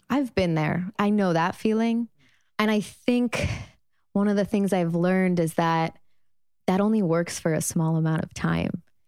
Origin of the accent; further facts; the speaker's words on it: Chicago, Illinois, United States; moved away as an adult; also born or lived in Los Angeles; I'm thirty-one. I grew up in Chicago.